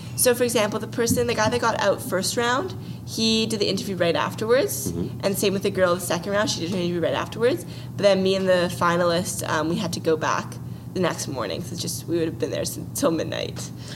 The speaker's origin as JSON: {"language": "English", "town": "Vancouver", "region": "British Columbia", "country": "Canada", "tie": "born or raised there", "said": "I was born and raised in Vancouver"}